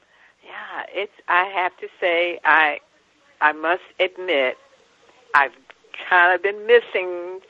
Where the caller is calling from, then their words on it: San Francisco, California, United States; I am calling from the city of San Francisco.